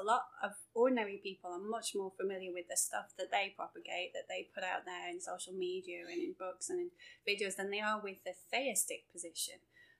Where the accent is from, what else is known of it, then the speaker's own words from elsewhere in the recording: England, United Kingdom; moved away as an adult; also born or lived in Durham / Birmingham; now in United States; Okay, so obviously I'm from England. You can probably tell by the accent.